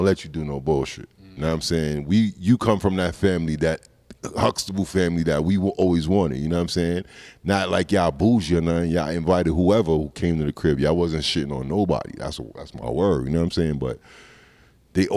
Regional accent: Roosevelt, New York, United States; moved away as an adult; now in Denver, United States; I grew up in Roosevelt, and then I went to Five Towns College

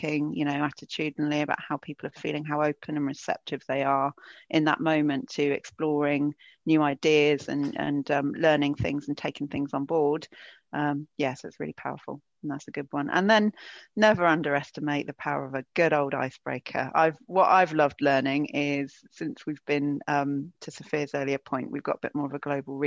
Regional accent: United Kingdom; I'm British

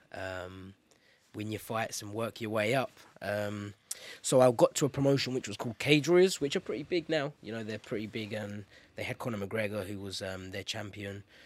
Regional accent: London, United Kingdom; London, my hometown

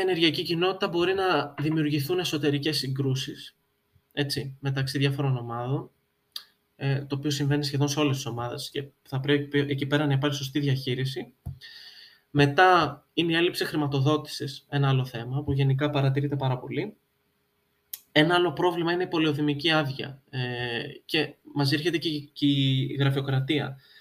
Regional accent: Greece; είμαι Έλληνας

